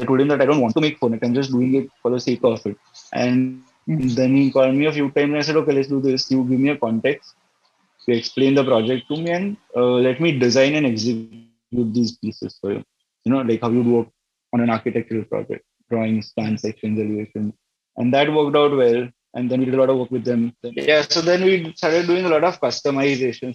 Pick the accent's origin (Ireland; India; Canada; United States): India; Navsari, Gujarat; we ended up back in uh, Navsari, my hometown